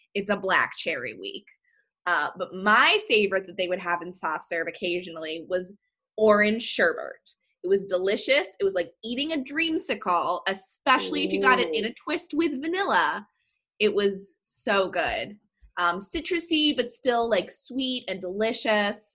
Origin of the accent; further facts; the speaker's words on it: upstate New York, United States; when I was growing up, when I was a child, I'm going to take you back to upstate New York